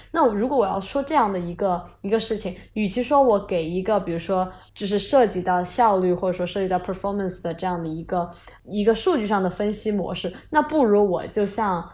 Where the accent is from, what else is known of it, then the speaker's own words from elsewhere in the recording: China; 我们中国人